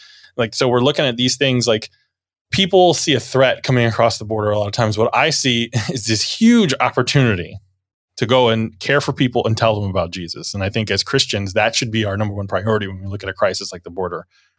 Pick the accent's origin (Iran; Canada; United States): United States; Middleburg; other churches that I grew up in here in Middleburg